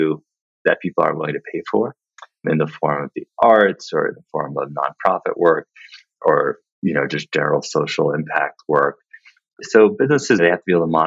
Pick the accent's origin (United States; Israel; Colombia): United States; New York City, New York; I grew up in Manhattan